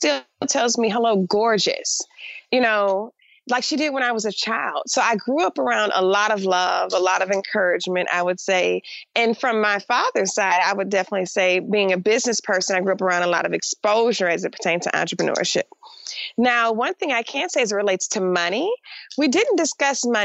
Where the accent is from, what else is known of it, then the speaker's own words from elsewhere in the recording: Detroit, Michigan, United States; I grew up in Detroit, Michigan, which was 80% African-American or 88% African-American at the time.